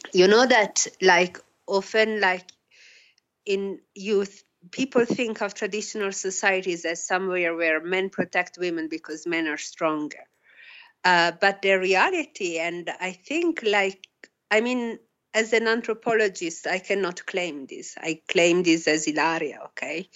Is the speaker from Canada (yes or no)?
no; Italy; moved away; also born or lived in Australia; I grew up in Italy and Australia